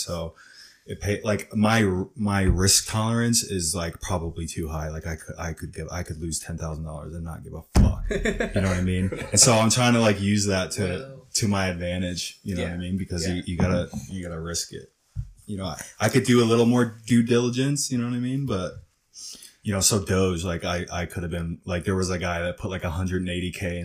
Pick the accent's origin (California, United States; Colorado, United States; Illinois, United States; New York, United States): New York, United States; Newburgh; also born or lived in Poughkeepsie, New York; I grew up in New York. I was born in Poughkeepsie, New York, which is an hour and a half north of New York City. And then we moved across the river to like the Newburgh, Hudson Valley area.